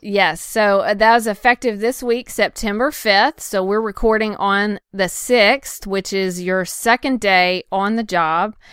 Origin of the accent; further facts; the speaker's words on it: Nashville, Tennessee, United States; I'm coming from Nashville